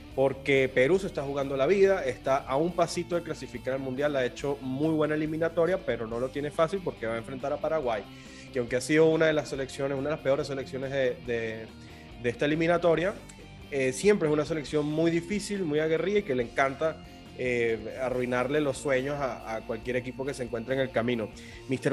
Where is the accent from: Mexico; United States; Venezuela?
Venezuela; accent: Venezuelan; Yo soy venezolano, para los que no se han dado cuenta todavía por el acento.